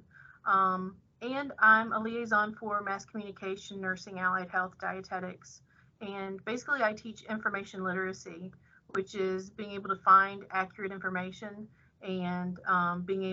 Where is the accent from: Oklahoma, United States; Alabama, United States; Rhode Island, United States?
Alabama, United States; Birmingham; moved away as an adult; now in Thibodaux, United States; I'm actually originally from Birmingham, Alabama